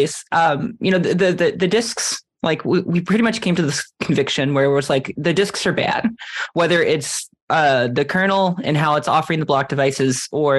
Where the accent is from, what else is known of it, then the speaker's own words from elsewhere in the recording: Iceland; moved away; my home country of Iceland